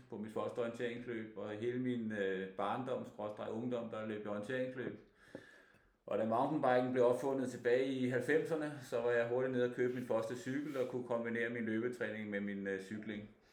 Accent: Denmark; helt tilbage i min barndom i Harskov

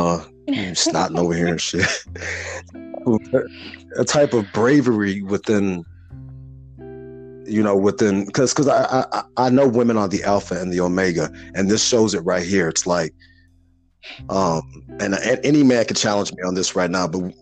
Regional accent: Chicago, Illinois, United States; I was born and raised in Chicago, so I'm a Midwest lad

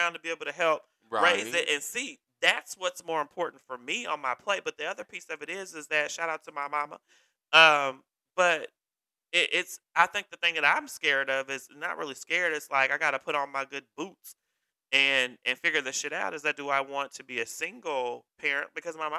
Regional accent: Kentucky, United States; I was raised in the South.

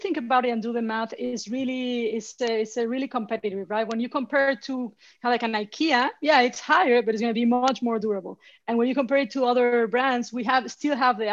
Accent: Mexico City, Mexico; English is a second language; moved away as an adult; now in New York, United States; I'm Mexican. You know, I was born and raised in Mexico City

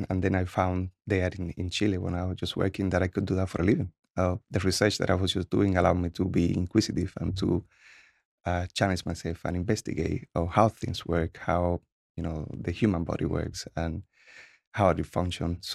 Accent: Cuba; English is a second language; now in United States; So like every other kid, I have a lot of freedom there. So in Cuba, the actual kids are like king.

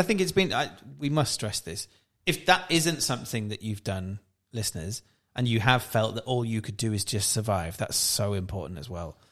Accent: South Wales, United Kingdom; we're both from South Wales

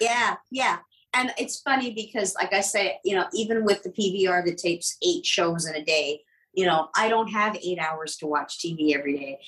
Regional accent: Ottawa, Ontario, Canada; I grew up in Ottawa.

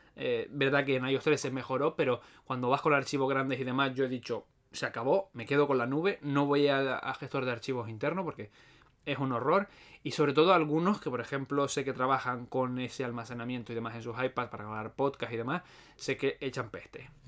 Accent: Las Palmas de Gran Canaria, Canary Islands, Spain; soy de Canarias, en particular de Las Palmas, la mejor isla que hay.

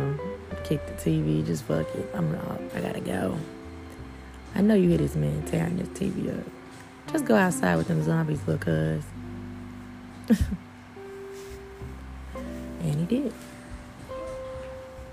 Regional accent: Houston, Texas, United States; I'm from Houston.

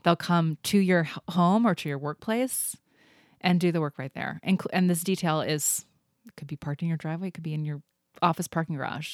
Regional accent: Indianapolis, Indiana, United States; moved away as an adult; also born or lived in Cincinnati / East Coast; now in Seattle, United States; then moved to Indianapolis, right outside of Indianapolis. and I was there through high school

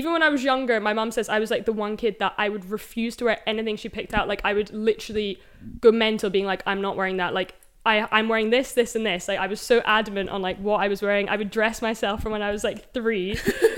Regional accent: Edinburgh, Scotland, United Kingdom; now in London, United Kingdom; I'm from Edinburgh originally

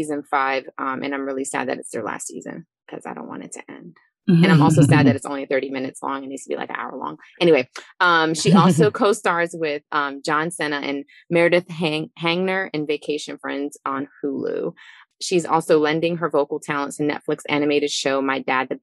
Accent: Eritrea; I'm from Eritrea

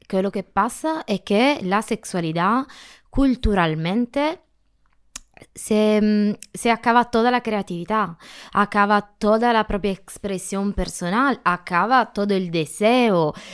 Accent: Calabria, Italy; Spanish is a second language; moved away as an adult; now in Spain; Soy italiana, tengo 37 años, eh, soy del sur de la Italia, en Calabria. Eh, me soy mudada aquí al final de septiembre

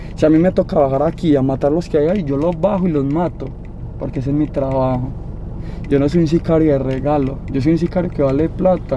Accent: Medellín, Antioquia, Colombia; yo soy del Cora y no se lo voy a negar. Yo soy del Cora

